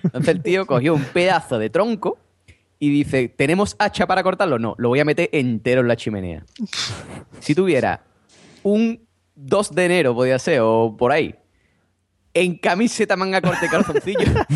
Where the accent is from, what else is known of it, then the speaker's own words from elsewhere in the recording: Cádiz, Andalusia, Spain; mi, familia es de Cádiz, hombre. Ah. somos de Cádiz, de Cai de toda la vida